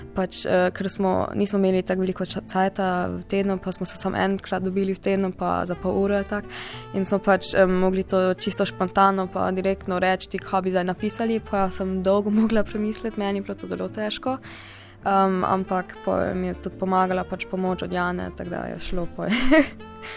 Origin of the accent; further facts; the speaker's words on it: Freiburg, Baden-Württemberg, Germany; prihajam iz Nemčije, iz Freiburga